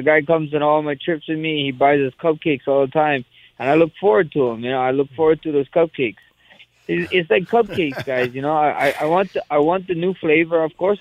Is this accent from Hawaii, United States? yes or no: yes; Hawaii, United States; I'm a Hawaiian